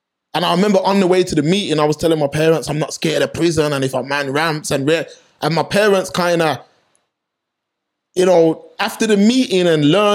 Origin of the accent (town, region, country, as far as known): Birmingham, West Midlands, United Kingdom; born or raised there